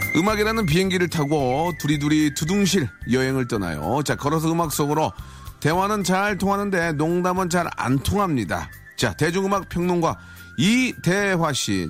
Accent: South Korea; 대한민국 사람으로서 자랑스럽죠

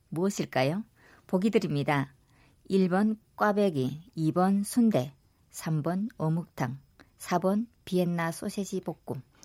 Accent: Ryanggang, North Korea; now in South Korea; 저희 고향은 이제 양강도 산골이다 보니까

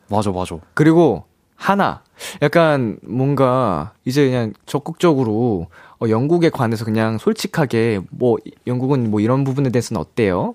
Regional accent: South Korea; also born or lived in Japan; 제가 한국인으로서

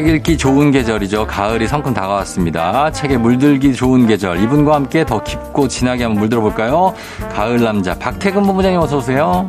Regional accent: Chungcheong, South Korea; accent: Chungcheong dialect; 저희 할머니도 충청도 사람, 충남 금산 사람이거든요. 네. 제가 충청도 사투리를 잘 쓰는 이유가 오. 어. 제가 할머니랑 같이 살았었어요.

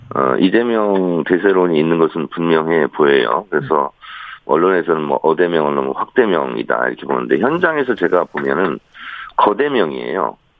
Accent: South Chungcheong, South Korea; 저는 충남형입니다

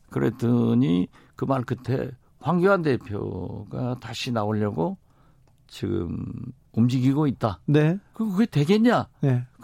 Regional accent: Mokpo, South Jeolla, South Korea; 저는 이제 제가 목포 출신 국회의원으로서

